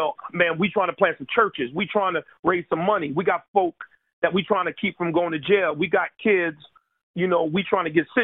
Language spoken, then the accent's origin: English; Paterson, New Jersey, United States; now in Camden, United States; I'm from Paterson, New Jersey, one of the most dangerous cities in America